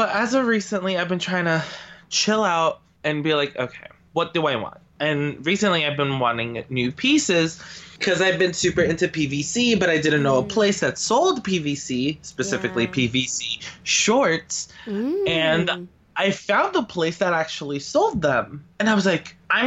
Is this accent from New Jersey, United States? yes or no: yes; New Jersey, United States; I come from New Jersey